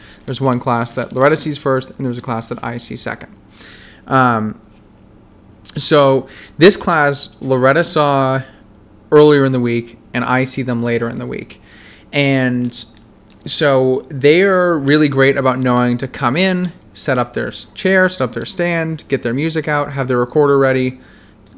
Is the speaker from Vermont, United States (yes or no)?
yes; Vermont, United States; moved away as an adult; also born or lived in New Hampshire; I grew up in Vermont and then worked in New Hampshire